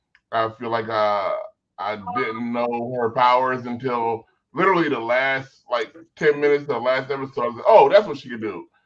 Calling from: North Hollywood, California, United States; I'm calling from NoHo.

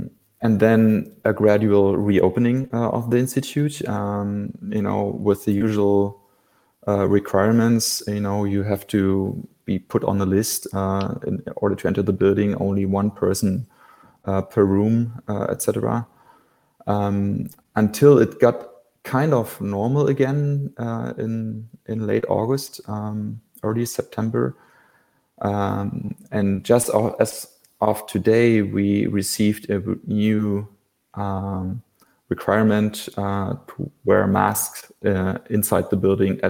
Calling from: Berlin, Germany; I'm calling from Berlin, Schöneberg, which is one of the inner districts in Berlin.

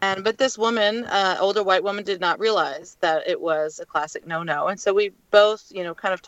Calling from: Port Townsend, Washington, United States; I'm in Port Townsend, Washington, up by the Olympic Peninsula, but I live in Bellingham.

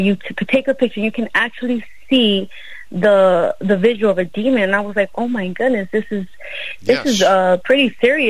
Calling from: Las Vegas, Nevada, United States; We're calling from Las Vegas.

